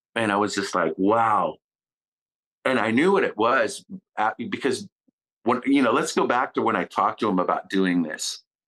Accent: Kitimat, British Columbia, Canada; my childhood in Kitimat

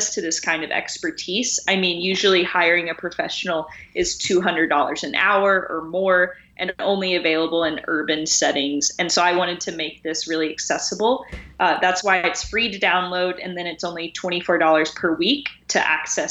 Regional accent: Tennessee, United States; I grew up in Tennessee

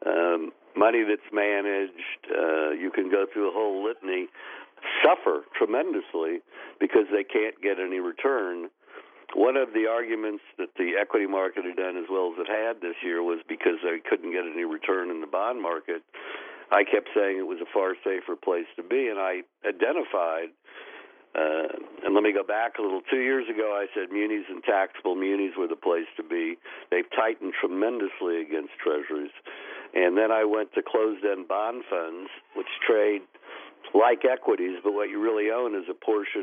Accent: United States; as an American

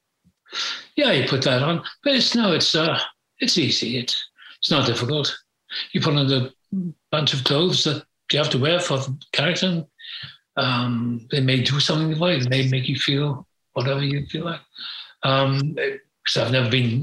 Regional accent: Wales, United Kingdom; moved away; also born or lived in England; I was born in Wales.

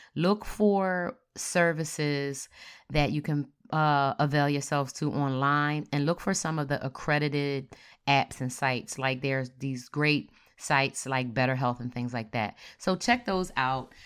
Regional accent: Philadelphia, Pennsylvania, United States; I'm from Philly

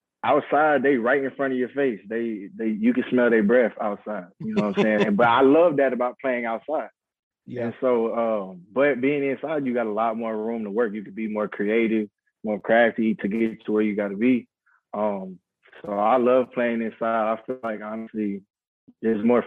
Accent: Houston, Texas, United States; I'm from the Houston area. I'm in Houston right now.

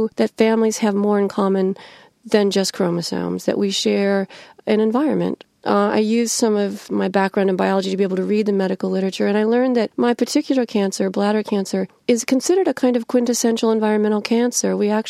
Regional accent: Illinois, United States; I grew up right in the middle of the middlest state in America, the second of the three I states. Illinois is both an industrial state.

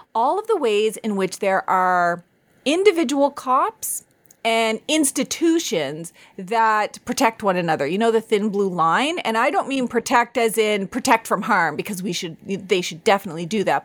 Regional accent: Canada; I'm Indian, Mi'kmaq

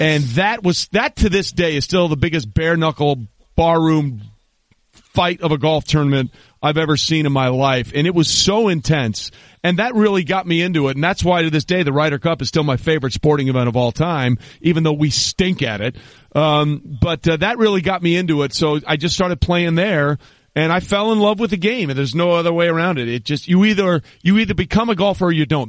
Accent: Greenwich, Connecticut, United States; growing up in Greenwich

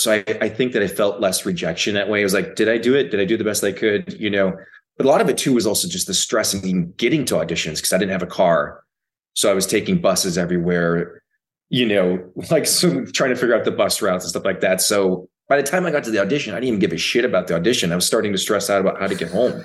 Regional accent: Minnesota, United States; I grew up in Minnesota

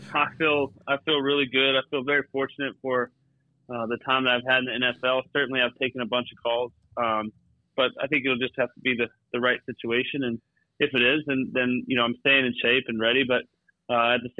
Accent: Tuscola, Texas, United States; moved away as an adult; also born or lived in New York City / Washington, D.C. / San Francisco; growing up in Texas

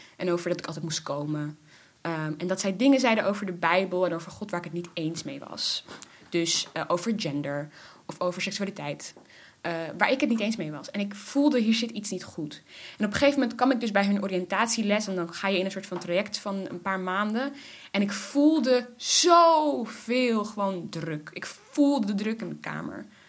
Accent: Netherlands; Ik ben in Nederland geboren

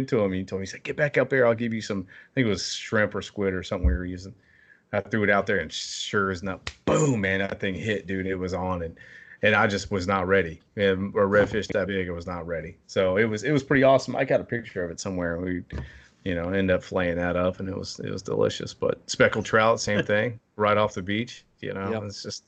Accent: Florida, United States; I mean, I grew up in Florida pretty much. I lived down there for a little while.

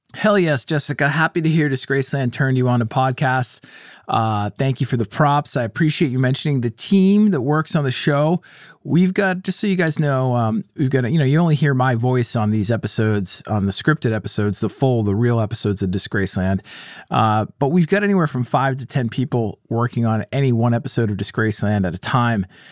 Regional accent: Boston, Massachusetts, United States; I'm from Boston, and Boston's known for its armored truck

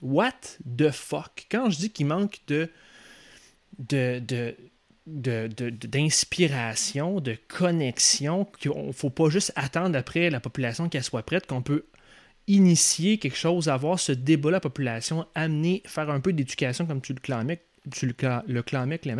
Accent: Quebec City, Quebec, Canada; moved away; Ex-gars de Québec, moi je viens de Québec pas mal. même si je suis pas né là, j'ai passé toute mon enfance là, jusqu'à ma scolarité, fin de scolarité là

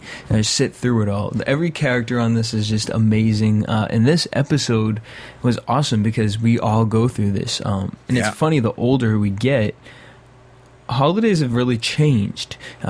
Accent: Boston, Massachusetts, United States; now in Los Angeles, United States

